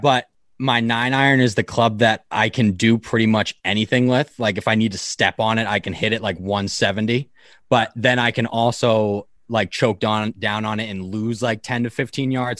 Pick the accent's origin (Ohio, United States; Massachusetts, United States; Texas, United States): Massachusetts, United States; Boston; that's obviously, like, where I grew up around